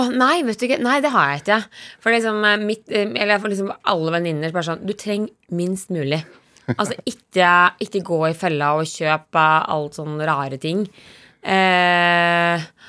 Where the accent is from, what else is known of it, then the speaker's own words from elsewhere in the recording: Dalsbygda, Innlandet, Norway; fra gården hjemme i Dalsbygda